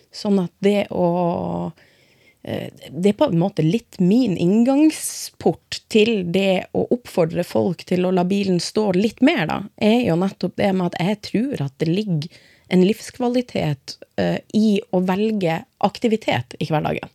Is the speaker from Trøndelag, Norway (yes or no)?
no; Finnsnes, Troms, Norway; now in Skien, Norway; Født og oppvokst i Norge, aldri bodd noen annen plass, men jeg er innvandrer. Ja. men ja, jeg kommer fra et eh, lite sted i midten av Troms som heter Finnsnes